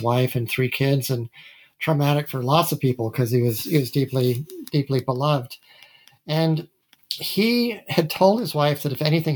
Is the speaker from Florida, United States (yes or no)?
no; Massachusetts, United States; moved away as an adult; also born or lived in Utah / Iowa; I was born in Utah. I grew up in Massachusetts